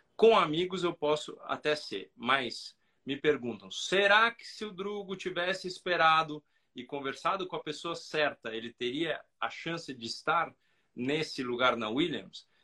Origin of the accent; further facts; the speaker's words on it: Brazil; nós, como brasileiros